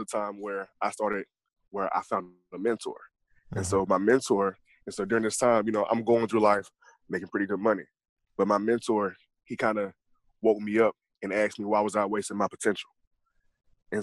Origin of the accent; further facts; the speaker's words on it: Gainesville, Georgia, United States; I'm from Gainesville, Georgia. I was raised by my grandmother